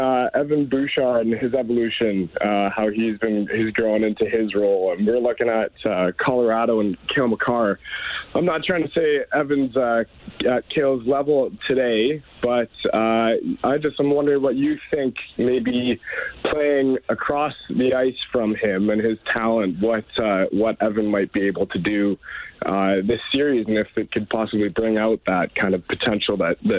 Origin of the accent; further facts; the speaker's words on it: Calgary, Alberta, Canada; I grew up in Calgary as an Oilers fan.